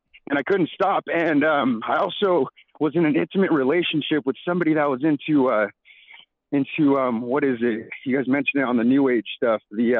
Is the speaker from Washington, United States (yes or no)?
yes; Tri-Cities, Washington, United States; I'm from Tri-Cities, Washington, from Pasco, Kennewick, Richland.